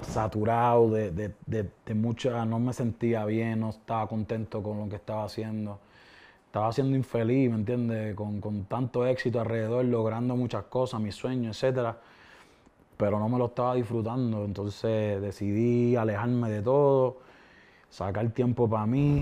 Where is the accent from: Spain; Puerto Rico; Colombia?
Puerto Rico; Vega Baja; Yo soy de, de Vega Baja, en Puerto Rico